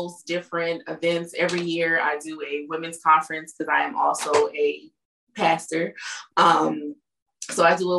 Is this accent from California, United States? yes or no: yes; California, United States; moved away as an adult; now in Michigan, United States; Coming from the West Coast, because I was born and raised in California